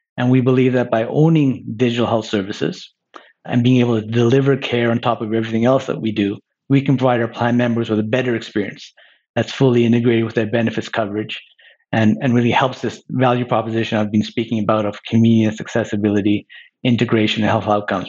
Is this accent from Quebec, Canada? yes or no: yes; Montreal, Quebec, Canada; moved away as an adult; now in Toronto, Canada; I grew up in Montreal. I've lived in Toronto since graduating from university